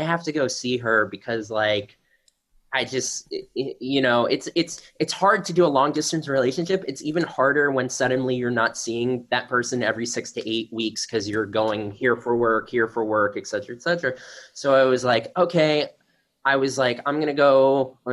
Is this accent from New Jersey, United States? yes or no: no; South Florida, United States; I'm from South Florida